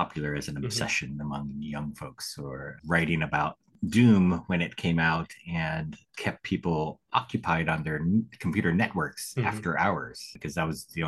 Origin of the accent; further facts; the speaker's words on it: Sacramento, California, United States; I grew up in Sacramento